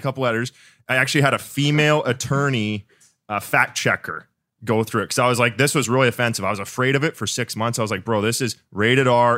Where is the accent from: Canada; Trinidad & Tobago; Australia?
Canada; Winnipeg, Manitoba; I'm from Winnipeg, so, like, Midwest